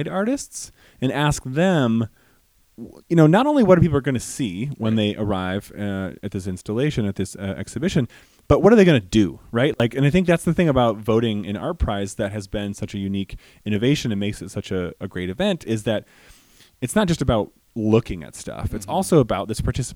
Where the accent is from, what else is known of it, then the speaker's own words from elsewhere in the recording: Grand Rapids, Michigan, United States; I'm from Grand Rapids. I'm from here.